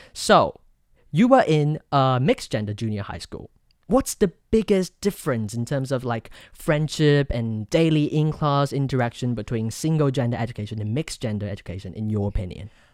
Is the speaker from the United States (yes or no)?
no; Taoyuan, Taiwan; the best high school in my hometown, Taoyuan